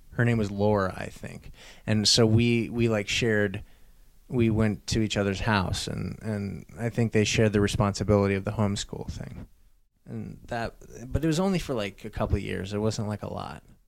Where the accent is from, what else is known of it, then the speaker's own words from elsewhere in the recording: Albuquerque, New Mexico, United States; also born or lived in Wisconsin; I was born in Wisconsin and then lived in Albuquerque, New Mexico